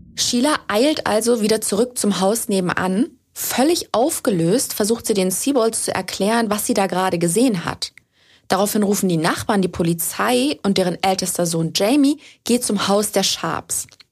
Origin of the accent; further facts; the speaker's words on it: Germany; bei uns in Deutschland